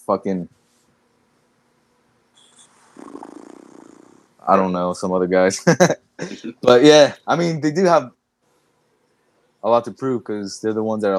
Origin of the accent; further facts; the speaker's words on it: United States; I was born in the United States